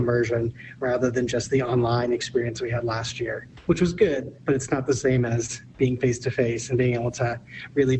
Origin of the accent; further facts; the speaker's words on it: East Coast, United States; moved away; I'm from the East Coast